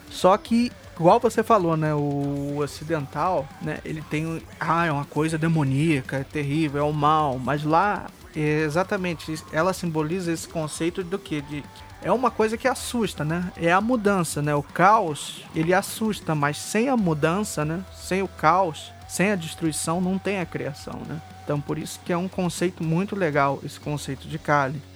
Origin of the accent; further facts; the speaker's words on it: Rio de Janeiro, Brazil; Eu sou do Rio de Janeiro